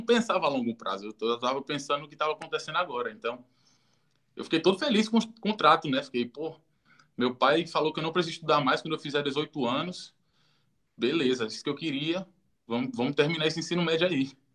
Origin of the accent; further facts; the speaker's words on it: Juazeiro do Norte, Ceará, Brazil; moved away; Eu sou do interior do Ceará, Juazeiro do Norte. Nasci e criado, minha família ainda mora lá.